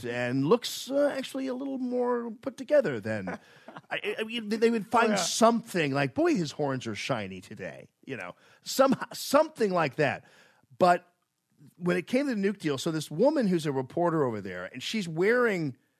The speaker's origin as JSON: {"language": "English", "country": "United States", "said": "I am an American"}